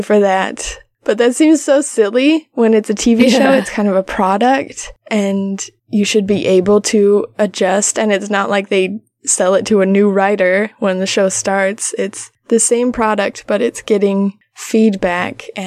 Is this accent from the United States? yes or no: yes; United States; as an American who doesn't live within that system